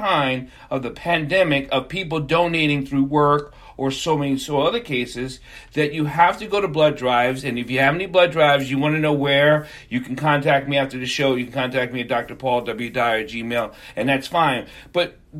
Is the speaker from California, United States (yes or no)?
no; New York, United States; We were in New York, I'm a New Yorker growing up